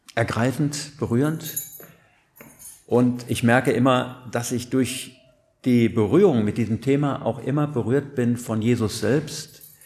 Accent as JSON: {"language": "German", "area": "Siegerland", "region": "North Rhine-Westphalia", "country": "Germany", "said": "ich komme ja aus dem Siegerland"}